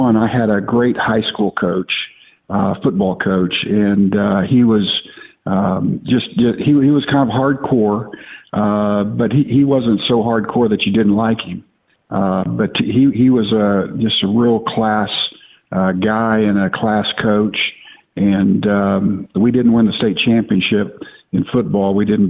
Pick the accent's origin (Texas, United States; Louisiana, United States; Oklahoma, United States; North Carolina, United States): Oklahoma, United States; Oklahoma City; also born or lived in Tulsa; Yeah, well, actually, I was born in Tulsa and raised there until I was 6 years old. My dad divorced my mom, and my mom moved back to Oklahoma City